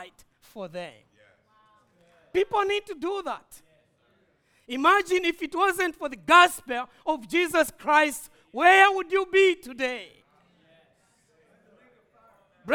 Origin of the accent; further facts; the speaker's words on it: Malawi; I'm coming from Malawi